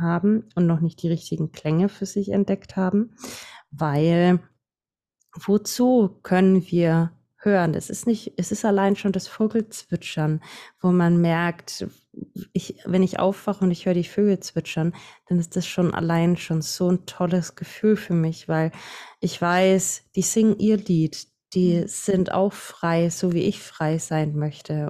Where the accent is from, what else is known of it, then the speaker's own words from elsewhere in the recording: Franconia, Bavaria, Germany; accent: Franconian; komme aus Bayern. Also für manche hören mein Dialekt raus. Ich bin Fränkin